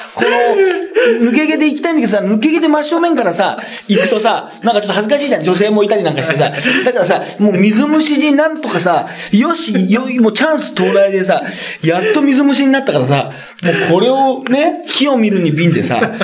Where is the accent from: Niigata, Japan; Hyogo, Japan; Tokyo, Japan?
Hyogo, Japan; moved away; also born or lived in Osaka; 俺と大阪も兵庫県出身でね、まあ大阪もサラリーマン時代に住んでました